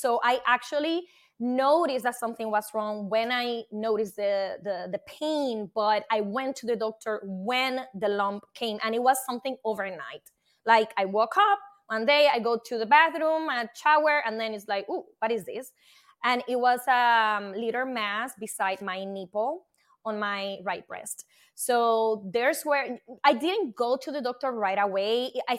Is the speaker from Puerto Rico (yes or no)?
yes; Puerto Rico; now in New Jersey, United States; I am from Puerto Rico, and I live in New Jersey, and I am a scientist by profession and portfolio manager.